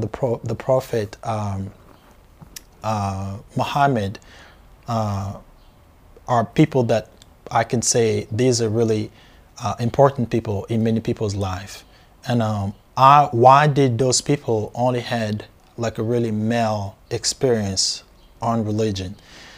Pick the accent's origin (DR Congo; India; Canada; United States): DR Congo; So I grew up in Africa, born and raised in Africa, in Central Africa